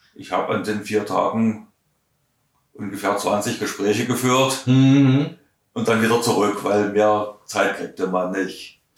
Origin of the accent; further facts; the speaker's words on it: Saxony, Germany; accent: Saxon; Ich spreche nach wie vor Russisch mit einem äh, deutlichen Akzent. Mhm. Nicht mit einem deutschen Akzent, sondern mit einem sächsischen Akzent